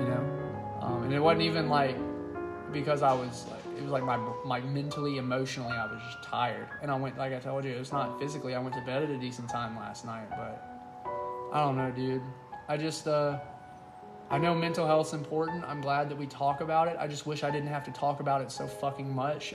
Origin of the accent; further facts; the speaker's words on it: Starkville, Mississippi, United States; I am from Starkville, Mississippi, home of Mississippi State University.